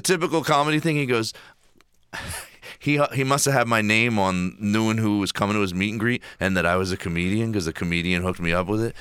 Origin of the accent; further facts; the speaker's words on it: Philadelphia, Pennsylvania, United States; in my hometown of Philadelphia